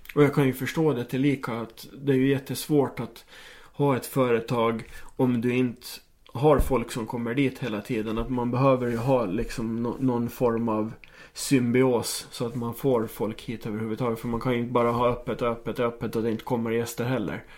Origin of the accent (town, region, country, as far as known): Åland Islands